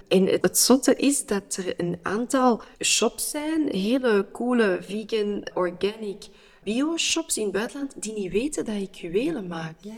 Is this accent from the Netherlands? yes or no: no; Antwerp, Flanders, Belgium; ik ben Antwerpenaar